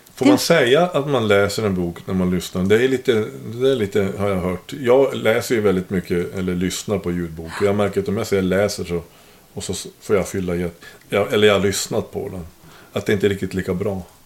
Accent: Norrbotten County, Sweden; jag kommer nästan från Kiruna, för det är typ 35 mil ifrån

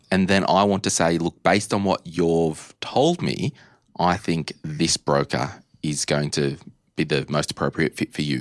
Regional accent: Australia; Growing up in Australia

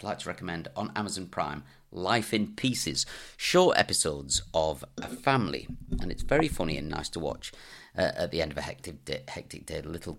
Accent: New Zealand; now in United Kingdom; I'm from New Zealand originally, but now live in the UK for over 20 years.

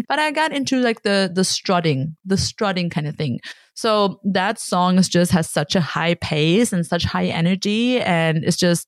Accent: Germany; moved away

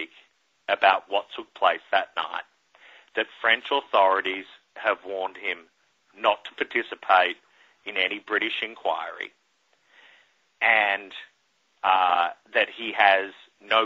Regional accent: Australia; now in New York City, United States; as a kid growing up in Australia

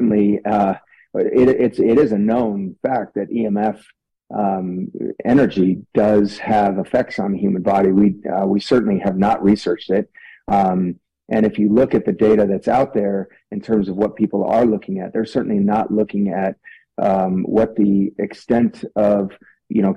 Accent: Italy; also born or lived in France; now in Utah, United States; Growing up in Italy, though, I do speak Italian fluently, and it's been a tremendous part of my upbringing

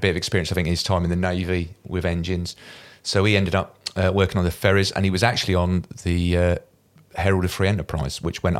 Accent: Deal, South East England, United Kingdom; also born or lived in Dover; I was born in Dover. But I'm not from Dover, so I was only there a night, and then I went back to Deal, which is where I grew up. So grew up in Deal.

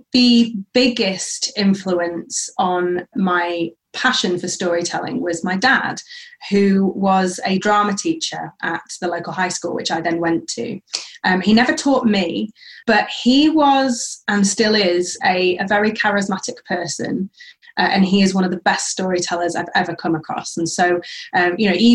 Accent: Sheffield, Yorkshire and the Humber, United Kingdom; moved away as an adult; also born or lived in Manchester / London; now in Central Coast, Australia; I grew up in Sheffield, as you said, which is in South Yorkshire in the UK.

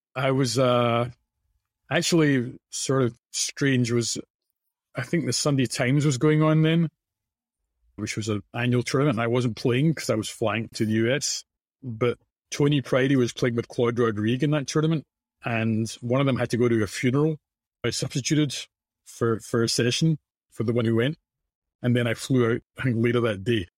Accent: Scotland, United Kingdom; now in United States; in, in Scotland, I would say the focus, which is what, what I grew up

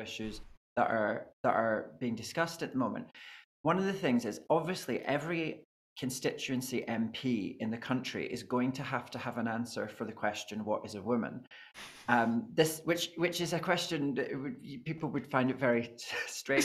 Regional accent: Scotland, United Kingdom; I'm Scottish

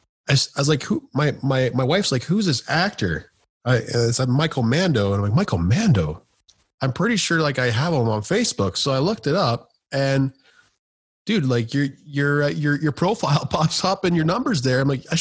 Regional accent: Canada; especially being Canadian.

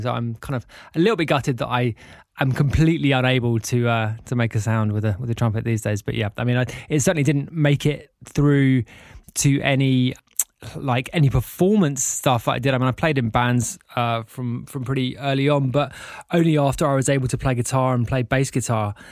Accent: London, United Kingdom; I grew up in North London. I had a very typical middle class upbringing

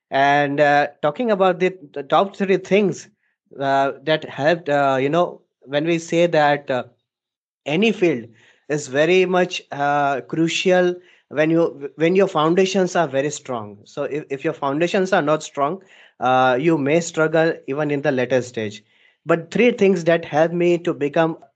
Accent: Dubai, United Arab Emirates; now in Ahmedabad, India; So, uh, starting my journey, so I was born and brought up in Dubai, and thereafter I we all shifted to India, and in Ahmedabad city

